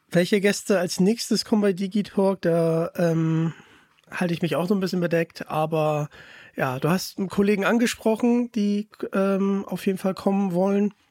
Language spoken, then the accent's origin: German; North Rhine-Westphalia, Germany; Ich komme ja aus Nordrhein-Westfalen. Ich habe leider keinen rheinländischen Akzent mehr.